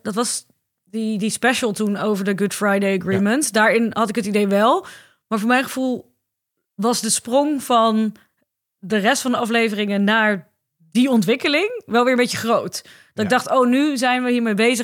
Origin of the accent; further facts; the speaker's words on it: Ermelo, Gelderland, Netherlands; ik ben opgegroeid in Ermelo, dat ligt op de Bijbelbelt